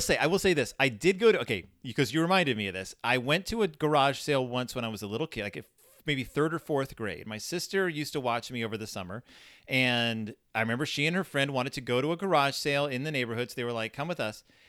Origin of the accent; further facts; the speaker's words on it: Spring, Texas, United States; I grew up in Spring, Texas, uh, which is in the Klein District